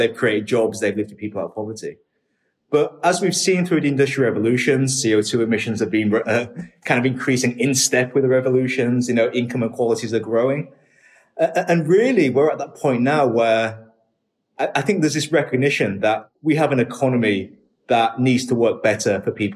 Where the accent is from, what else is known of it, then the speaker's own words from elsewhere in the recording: Hull, Yorkshire and the Humber, United Kingdom; also born or lived in Shenzhen, China; I was born in England in a city called Hull. It's one of the poorer areas of the UK and was when I was growing up.